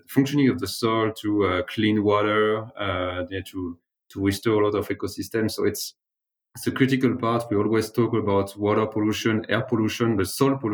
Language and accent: English; the Alps, France; also born or lived in Paris; I was really growing in the Alps.